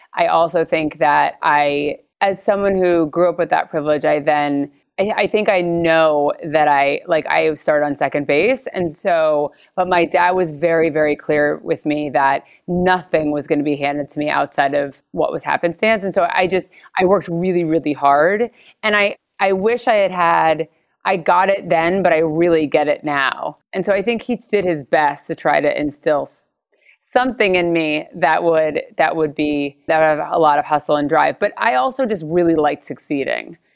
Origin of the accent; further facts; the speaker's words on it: Stamford, Connecticut, United States; I'm from Connecticut, so I was born in Stamford. So I'm very much an East Coaster.